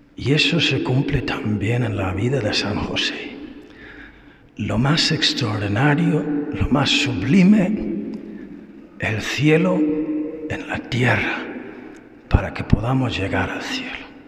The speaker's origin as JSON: {"language": "Spanish", "country": "Ireland", "also_born_or_lived": "Spain", "moved": "yes", "said": "Irlanda, que es mi país"}